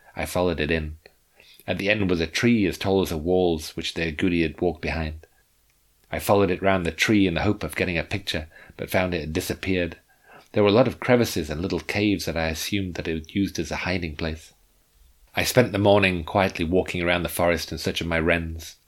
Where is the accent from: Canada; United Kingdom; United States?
United Kingdom; England; I came from England.